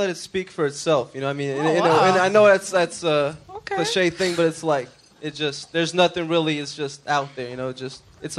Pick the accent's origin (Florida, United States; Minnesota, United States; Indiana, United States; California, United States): Florida, United States; Broward County, South; moved away as an adult; also born or lived in New York; now in Los Angeles, United States; I grew up in Florida, and then I moved to New York when I was 19.